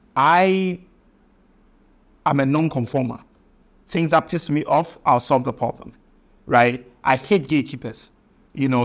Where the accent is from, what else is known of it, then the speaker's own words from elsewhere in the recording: Kumawu, Ashanti, Ghana; I come from Kumbawu in, in the Asante, uh, kingdom